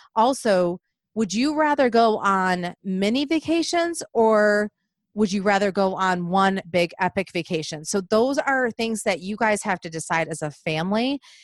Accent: Michigan, United States; moved away; growing up in Michigan

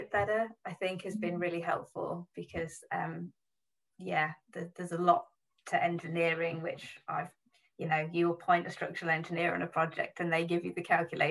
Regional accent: Yorkshire and the Humber, United Kingdom; accent: Yorkshire; moved away; I'm a Yorkshire girl, and very keen to introduce the Yorkshire accent to my daughter as early as possible

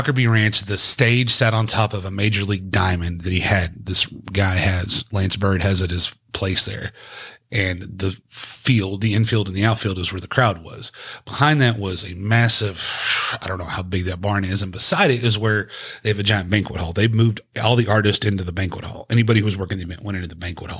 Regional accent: Richland Chambers Reservoir, East Texas, United States; I grew up on Richland Chambers Reservoir in the East Texas

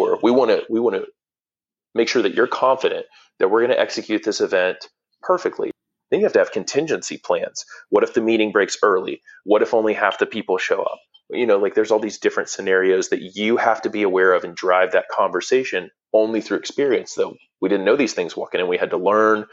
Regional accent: Atlanta, Georgia, United States; I'm from Atlanta

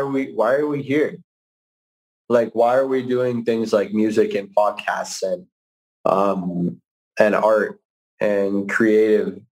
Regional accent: Calgary, Alberta, Canada; from Calgary, my hometown

